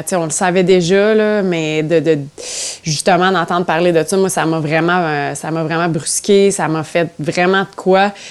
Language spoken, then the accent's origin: French; Ontario, Canada; je, dis haut et fort que je suis franco-ontarienne partout